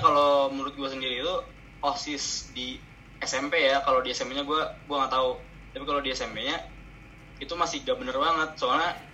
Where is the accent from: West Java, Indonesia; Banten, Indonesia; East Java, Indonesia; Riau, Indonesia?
Banten, Indonesia; South Tangerang; gua juga dari Tangsel